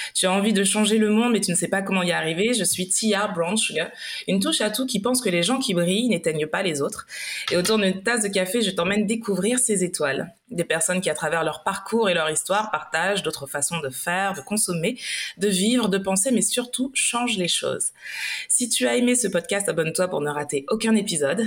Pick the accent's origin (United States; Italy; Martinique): Martinique; qui suis euh, aussi originaire de la Martinique